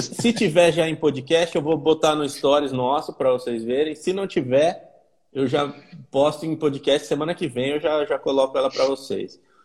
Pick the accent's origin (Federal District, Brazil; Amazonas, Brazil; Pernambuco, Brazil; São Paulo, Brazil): São Paulo, Brazil; Campinas; quem é de Campinas, sou eu